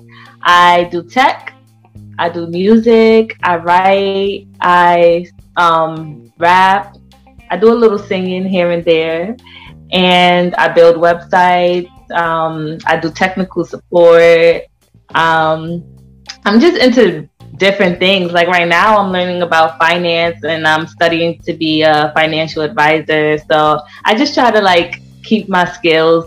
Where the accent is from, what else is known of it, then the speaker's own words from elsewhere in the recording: New York City, New York, United States; I was born and raised in Queens, Far Rockaway to be exact